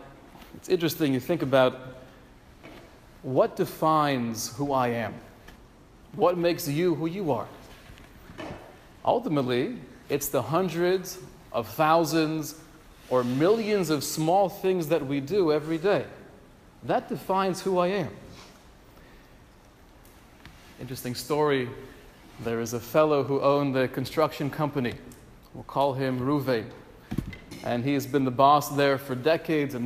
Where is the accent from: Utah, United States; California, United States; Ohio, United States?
California, United States; Los Angeles; moved away; back in my hometown